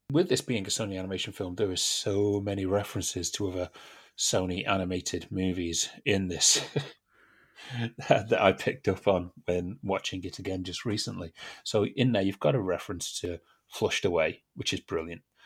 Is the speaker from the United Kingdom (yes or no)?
yes; United Kingdom; we're British